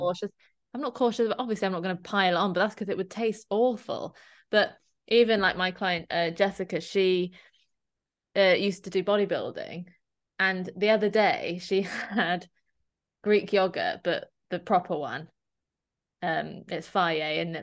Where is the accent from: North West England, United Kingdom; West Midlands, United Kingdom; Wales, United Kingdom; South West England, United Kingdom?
South West England, United Kingdom; Dorset; I'm from Dorset, so I represent Dorset Dairy